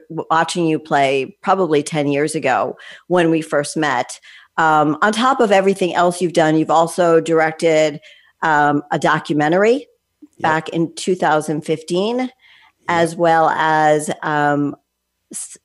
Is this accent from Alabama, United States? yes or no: no; Connecticut, United States; We're both from Connecticut